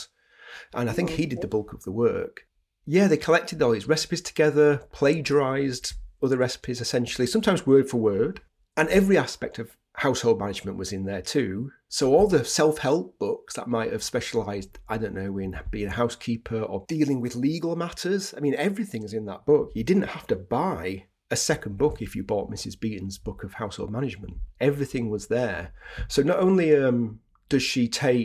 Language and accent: English; Yorkshire and the Humber, United Kingdom; now in Manchester, United Kingdom; I'm from Yorkshire. I live in Manchester.